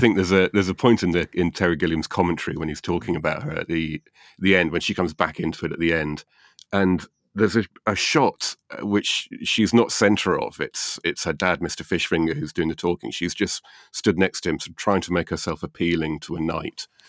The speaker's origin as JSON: {"language": "English", "country": "United Kingdom", "said": "Being British"}